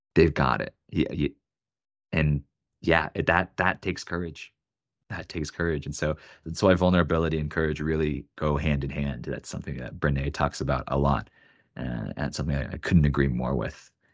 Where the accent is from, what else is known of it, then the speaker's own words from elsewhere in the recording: Oregon, United States; now in Denver, United States; I'm from Oregon, I have an Oregon phone number, I live in Denver, Colorado